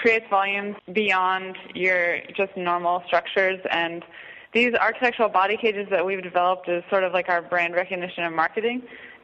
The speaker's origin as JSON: {"language": "English", "region": "Virginia", "country": "United States", "tie": "born or raised there", "also_born_or_lived": "El Salvador", "moved": "yes", "said": "I grew up in Virginia in a small town"}